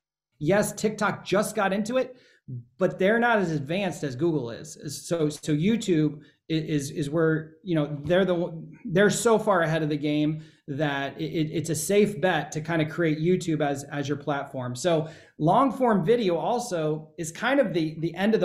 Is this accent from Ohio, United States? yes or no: yes; Ohio, United States; I'm from Ohio. We say niche